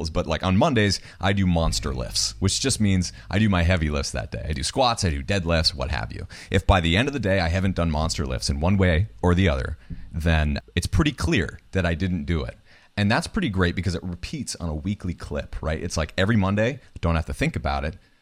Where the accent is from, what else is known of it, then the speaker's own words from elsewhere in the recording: New Hampshire, United States; I grew up in New Hampshire.